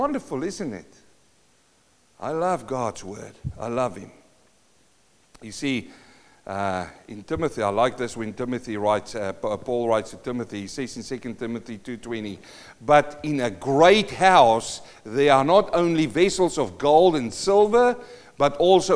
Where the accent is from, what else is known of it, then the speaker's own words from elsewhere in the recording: South Africa; moved away; I come from South Africa